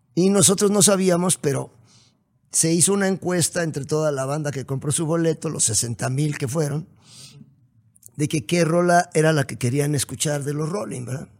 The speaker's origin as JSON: {"language": "Spanish", "region": "Puebla", "country": "Mexico", "said": "yo soy poblano"}